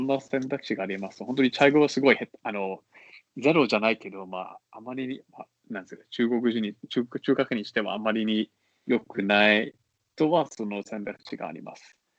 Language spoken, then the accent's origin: Japanese; Singapore; Japanese is a second language; moved away as an adult; also born or lived in China; now in Tokyo, Japan; 私もその出身